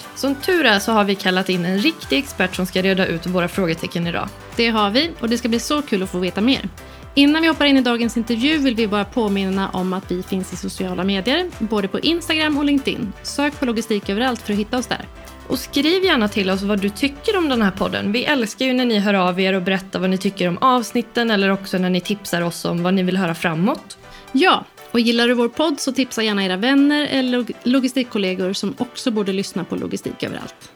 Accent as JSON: {"language": "Swedish", "country": "Sweden", "said": "som svensk"}